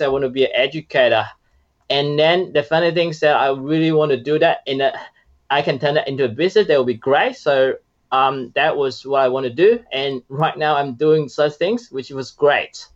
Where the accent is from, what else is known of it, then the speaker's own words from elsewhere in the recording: China; moved away as an adult; now in Australia; I was from China and I started my Australia journey as an international student 10 years ago.